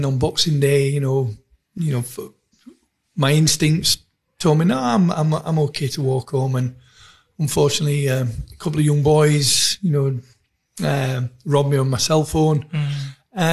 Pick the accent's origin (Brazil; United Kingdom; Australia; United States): United Kingdom; England; now in South Africa; being English